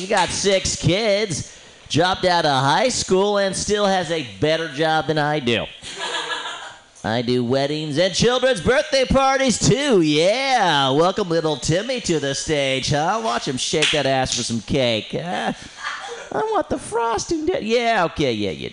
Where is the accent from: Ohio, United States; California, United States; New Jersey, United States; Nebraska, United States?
California, United States; San Francisco; I'm from San Francisco